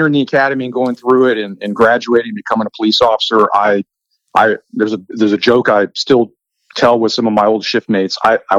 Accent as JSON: {"language": "English", "region": "Texas", "country": "United States", "said": "I am from Texas."}